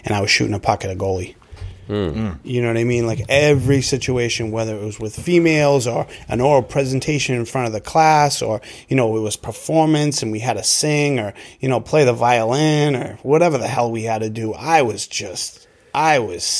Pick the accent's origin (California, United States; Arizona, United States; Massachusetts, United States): Massachusetts, United States; Melrose; I grew up in Melrose, Massachusetts, up on the North Shore.